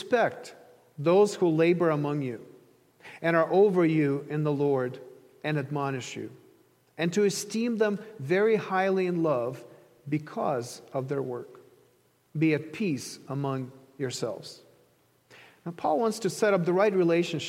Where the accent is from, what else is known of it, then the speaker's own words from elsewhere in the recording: Ukraine; moved away; I grew up in Ukraine